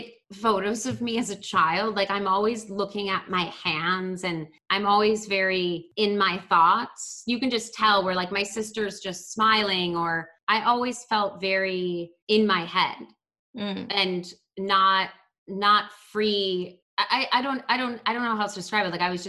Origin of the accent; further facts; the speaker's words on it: Baltimore, Maryland, United States; So like growing up in Baltimore, like you did have to be kind of aware people could hurt you because the city is not that safe